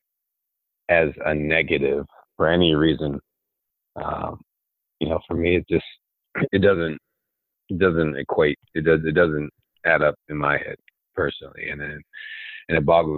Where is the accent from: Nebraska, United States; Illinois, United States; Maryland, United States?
Maryland, United States; Olney; I came from Olney, Maryland. You've probably never heard of that city. Olney, Maryland, a nobody